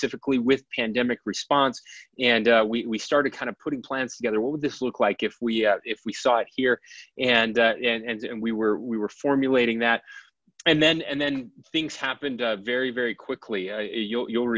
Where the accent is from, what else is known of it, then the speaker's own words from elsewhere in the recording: Fairview, Utah, United States; also born or lived in Logan, Utah; we both grew up in San Pete County. I grew up in Fairview.